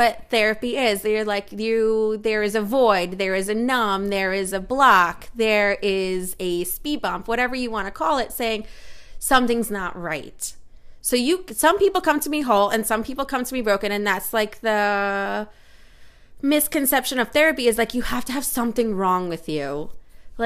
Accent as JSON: {"language": "English", "country": "United States", "said": "I'm an American who speaks American"}